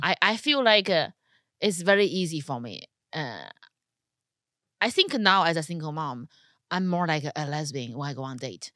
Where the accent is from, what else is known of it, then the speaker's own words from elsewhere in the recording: China; now in United States; Being a Chinese person in America without a green card